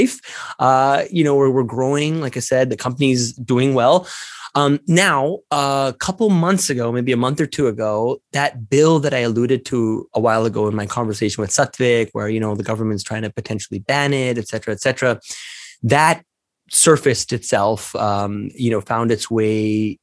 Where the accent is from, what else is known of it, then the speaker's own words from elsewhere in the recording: Canada; I'm a Canadian